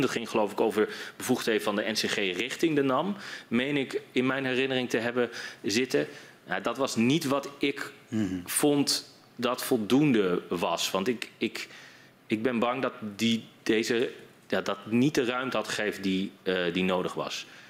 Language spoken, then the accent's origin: Dutch; Groningen, Netherlands; in de provincie waar ik vandaan kom